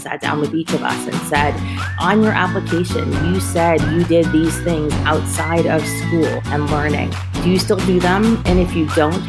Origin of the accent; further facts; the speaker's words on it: Vermont, United States; I was a girl from Vermont